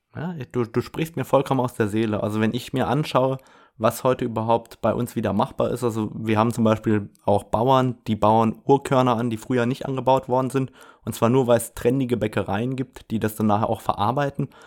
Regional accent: Saarland, Germany; bei mir in der frankophonen Region aus dem Saarland, wo ich herkomme

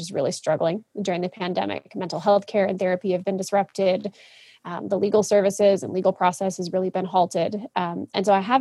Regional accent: Kalamazoo, Michigan, United States; I grew up in a little town called Kalamazoo, Michigan.

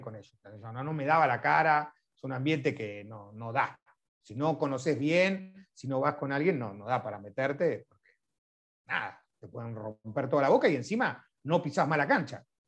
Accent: Lanús, Buenos Aires Province, Argentina; yo soy del barrio de Lanús

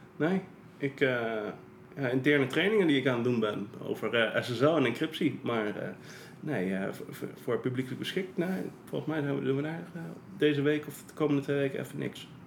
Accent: Netherlands; ik ben eh, geboren en getogen in Nederland

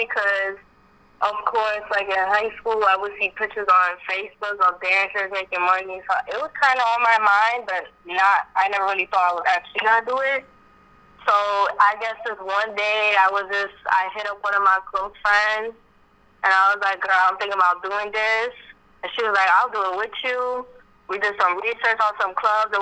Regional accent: New York City, New York, United States; I am from Brooklyn, New York.

